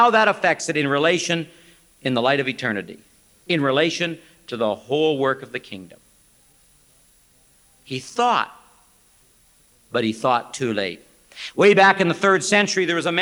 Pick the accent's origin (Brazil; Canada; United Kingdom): Canada; also born or lived in Wheaton, Illinois; I am from Canada